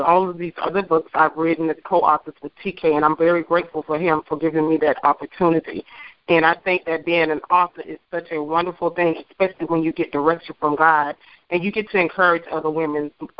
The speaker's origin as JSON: {"language": "English", "town": "Eufaula", "region": "Alabama", "country": "United States", "said": "I am an educator, an author, and an entrepreneur. I am from Eufaula, Alabama."}